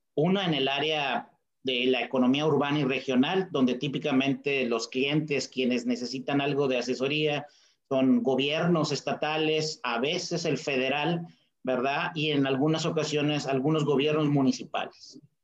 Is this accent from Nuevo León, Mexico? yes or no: yes; Monterrey, Nuevo León, Mexico; soy un regiomontano muy orgulloso